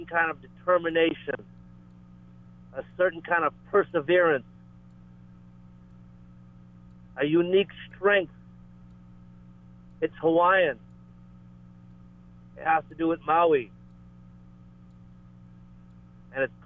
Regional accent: Georgetown, Guyana; now in Lahaina, United States; Georgetown, Guyana, where I was born in 1972.

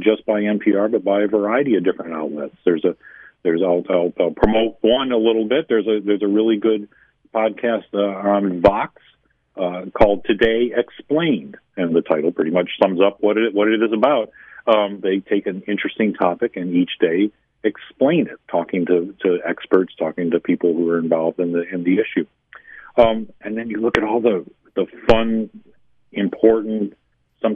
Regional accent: Western New York, United States; also born or lived in Albany, New York; I grew up in Western New York

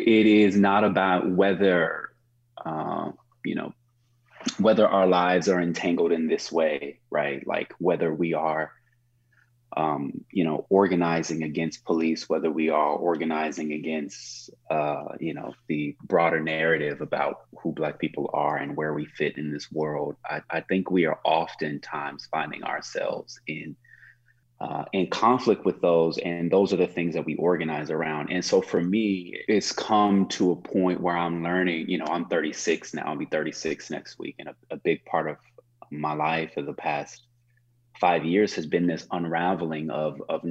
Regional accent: Oklahoma, United States; now in Oakland, United States; he and I grew up in Oklahoma

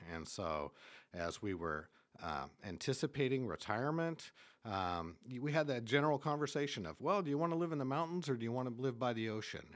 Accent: Eastern Washington State, United States; moved away as an adult; now in Homer, United States; Originally was born and raised in Eastern Washington State

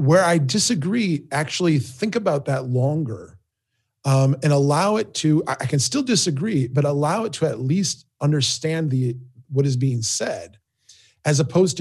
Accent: Minnesota, United States; growing up in Minnesota, growing up here

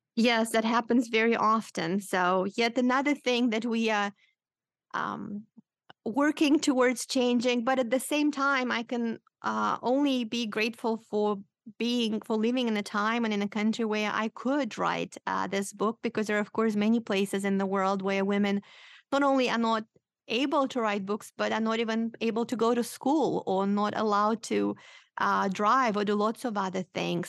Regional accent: Moldova; English is a second language; moved away; I am originally from Moldova

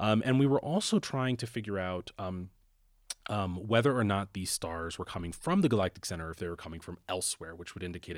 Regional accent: Canton, Ohio, United States; And I grew up in Canton, Ohio, so it's a relatively small city and, well, bigger than Aspen. But I grew up in a small city in Ohio

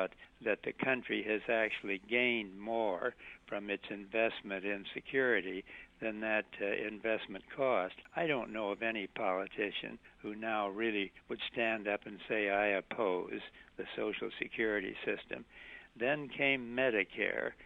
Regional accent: South Dakota, United States; I grew up in South Dakota, where just about everybody was a Republican

